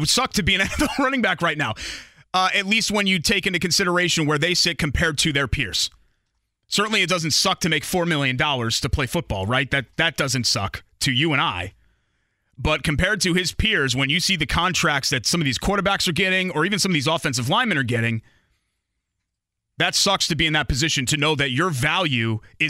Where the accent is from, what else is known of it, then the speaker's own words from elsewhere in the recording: Connecticut, United States; moved away as an adult; also born or lived in Lebanon, Indiana; now in Indianapolis, United States; Where I grew up back east in Connecticut